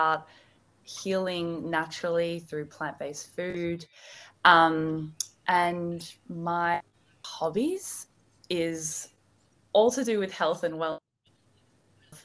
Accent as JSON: {"language": "English", "town": "Melbourne", "region": "Victoria", "country": "Australia", "said": "I'm from Melbourne as well"}